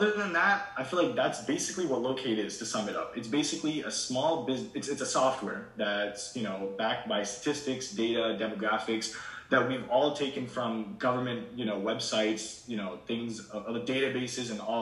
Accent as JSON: {"language": "English", "town": "Shrewsbury", "region": "Massachusetts", "country": "United States", "tie": "born or raised there", "also_born_or_lived": "India", "said": "I moved here at the age of 5 to Shrewsbury, Massachusetts, and I've been here ever since."}